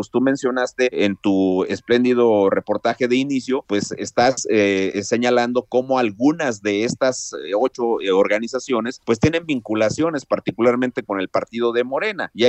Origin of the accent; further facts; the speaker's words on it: Mexico; Tenemos como mexicanas y mexicanos el derecho de asociarnos en libertad siempre y cuando sea para un propósito lícito